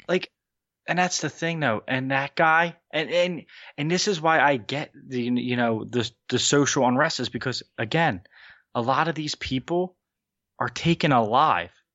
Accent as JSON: {"language": "English", "town": "Wildwood", "region": "New Jersey", "country": "United States", "said": "I'm from a little town in New Jersey. It, it's, it ha, it's called Wildwood. Let's just say Wildwood, New Jersey"}